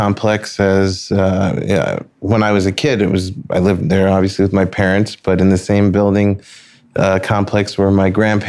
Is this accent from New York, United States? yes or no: yes; New York City, New York, United States; moved away; also born or lived in Long Island; I'm originally from Flushing, Queens.